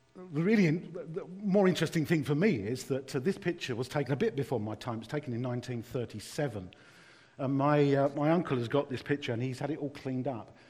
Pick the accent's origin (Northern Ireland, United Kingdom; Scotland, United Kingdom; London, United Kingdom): London, United Kingdom; accent: East London; my East London accent